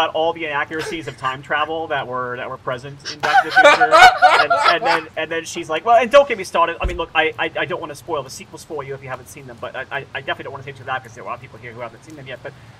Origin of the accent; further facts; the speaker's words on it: United Kingdom; accent: British; almost as much as my British accent, but I'm trying to do it anyway.